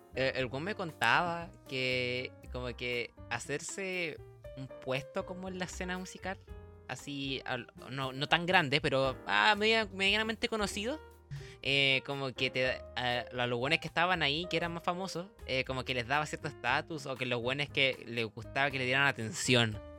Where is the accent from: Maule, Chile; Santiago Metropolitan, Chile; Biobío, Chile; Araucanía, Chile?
Santiago Metropolitan, Chile; Santiago; soy de Santiago